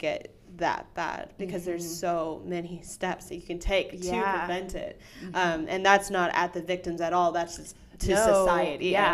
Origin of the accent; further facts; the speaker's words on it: the Bible Belt, the South, United States; I grew up in the Bible Belt.